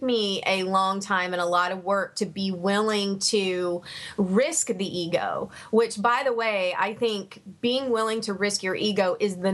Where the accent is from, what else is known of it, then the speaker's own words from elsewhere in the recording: Savannah, Georgia, United States; I'm originally from Savannah, Georgia